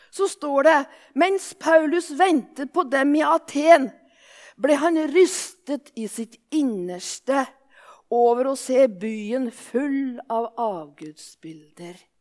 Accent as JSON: {"language": "Norwegian", "town": "Våler", "region": "Innlandet", "country": "Norway", "accent": "Solør dialect (solung)", "moved": "yes", "lives_now": "Japan", "said": "Jeg kommer egentlig fra Våler i Solør, og derfor er dialekta solung"}